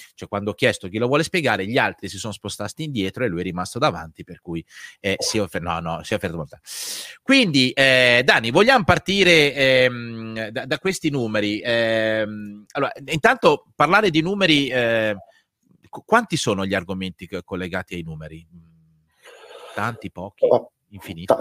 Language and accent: Italian; Lombardy, Italy; da buon lombardo con l'articolo davanti